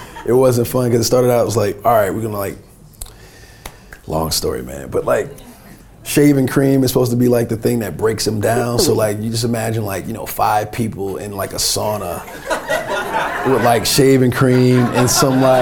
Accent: North New Jersey, United States; Me growing up in Jersey, North New Jersey

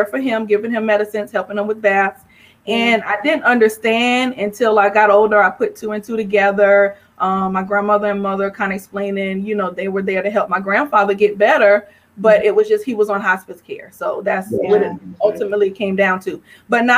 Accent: St. George, South Carolina, United States; moved away as an adult; also born or lived in Harlem, New York / Florence, South Carolina / Columbia, South Carolina; now in Atlanta, United States; St. George, South Carolina raised me near Charleston

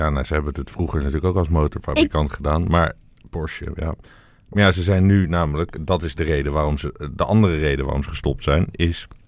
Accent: Friesland, Netherlands; dan wil ik kom uit Friesland en ik wil gewoon dat we allemaal

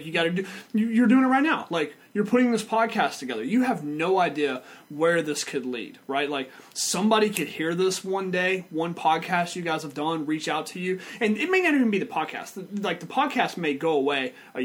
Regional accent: Vidor, Texas, United States; I grew up in Vidor, Texas with nothing

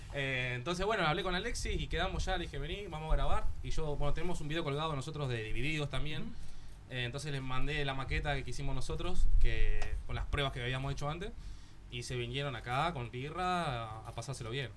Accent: Argentina; now in Barcelona, Spain; somos tres argentinos y una catalana

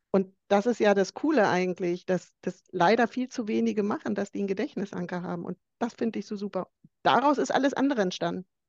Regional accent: Bavaria, Germany; ich komme ja aus Bayern

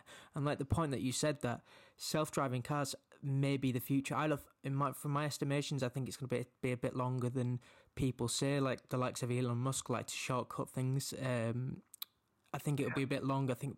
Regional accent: Leeds, Yorkshire and the Humber, United Kingdom; I'm originally from Leeds as well and kind of resides in the north

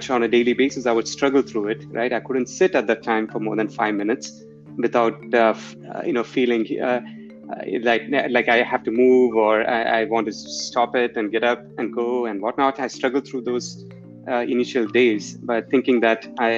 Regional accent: India; moved away; growing up in India at that time

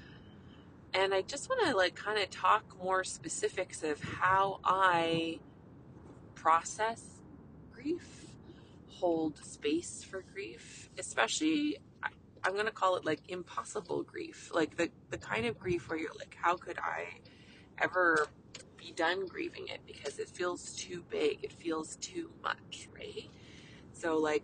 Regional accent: Canada; I'm a Canadian family physician

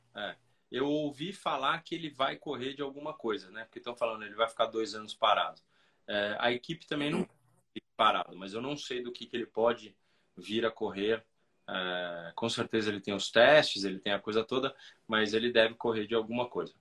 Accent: Brazil; nós, como brasileiros

